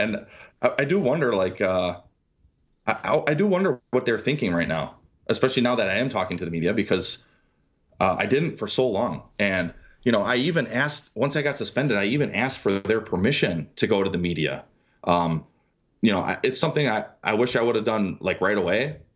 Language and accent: English; Milwaukee, Wisconsin, United States; moved away; also born or lived in Wichita, Kansas; I come from Milwaukee, blue-collar family